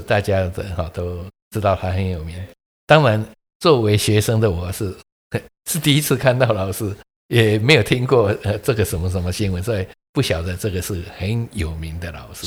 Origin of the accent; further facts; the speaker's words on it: Keelung, Taiwan; moved away; 我小时候是在基隆长大的